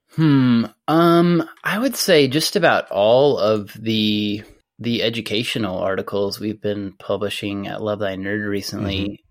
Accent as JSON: {"language": "English", "town": "Amarillo", "region": "Texas", "country": "United States", "tie": "born or raised there", "said": "I grew up in Amarillo, Texas, which is in the Texas Panhandle"}